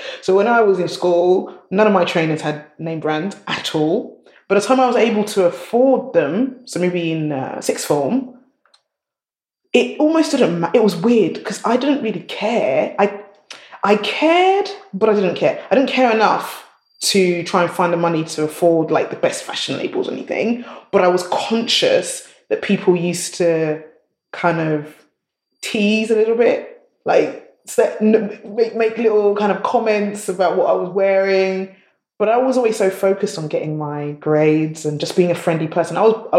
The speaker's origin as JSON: {"language": "English", "country": "Nigeria", "said": "Nigerians, we love our style. We always have to match. You have to have matching shoes, matching bag, matching everything."}